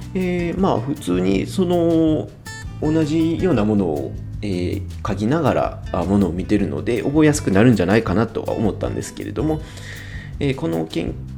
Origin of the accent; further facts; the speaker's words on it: Kansai, Japan; accent: Kansai dialect; 僕は割あの関西で生まれてずっと関西育ち